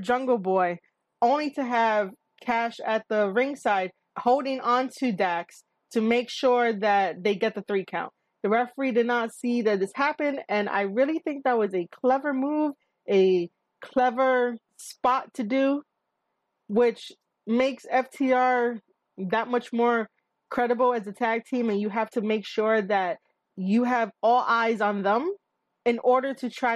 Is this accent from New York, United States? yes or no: yes; New York City, New York, United States; I am a New Yorker. I am based out of NYC. This is my home